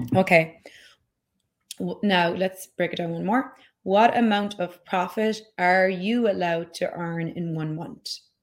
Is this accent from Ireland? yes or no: yes; Ireland; moved away; I grew up in Ireland